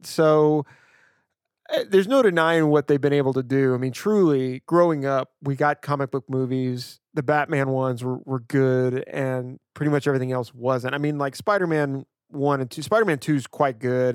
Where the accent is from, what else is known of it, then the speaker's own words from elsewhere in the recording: Louisiana, United States; now in Portland, United States; growing up in Louisiana